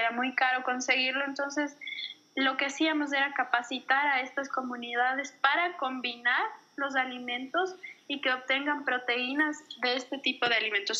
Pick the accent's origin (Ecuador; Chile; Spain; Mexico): Ecuador; en Ecuador tenemos la cultura